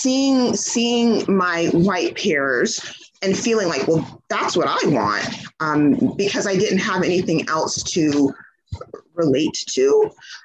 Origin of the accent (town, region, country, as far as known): Georgia, United States; born or raised there; also born or lived in Trinidad